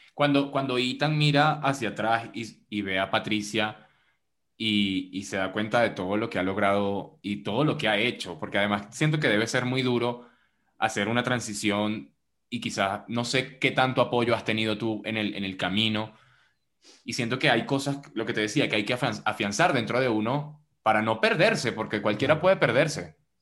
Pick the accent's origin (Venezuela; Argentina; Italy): Venezuela; yo soy venezolano